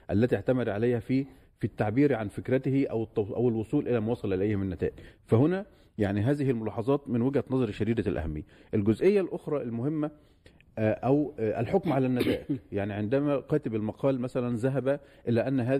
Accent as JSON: {"language": "Arabic", "country": "Yemen", "said": "وبالتالي هنا كيمني يجب أن يتعامل أتعامل مع هذه الأوراق"}